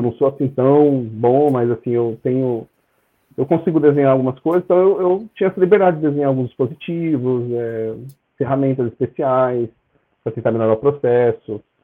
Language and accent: Portuguese; São Bernardo do Campo, São Paulo, Brazil; moved away as an adult; also born or lived in Catalão, Goiás / England; now in United Kingdom; eu sou natural de São Bernardo do Campo, onde eu morei bastante tempo, 22 anos. Depois eu mudei, né, do nada, mudei para Catalão, Goiás